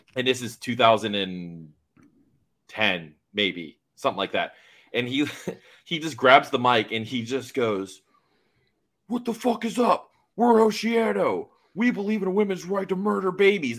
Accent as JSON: {"language": "English", "town": "Miami", "region": "Florida", "country": "United States", "tie": "born or raised there", "said": "my hometown. in Miami"}